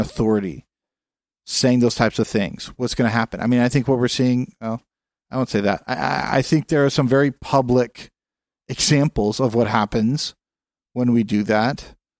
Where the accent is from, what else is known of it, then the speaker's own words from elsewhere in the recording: California, United States; As a Californian